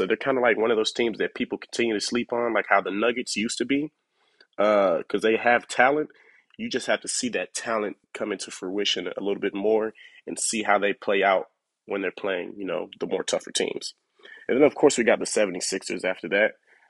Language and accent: English; Atlanta, Georgia, United States; I am from Atlanta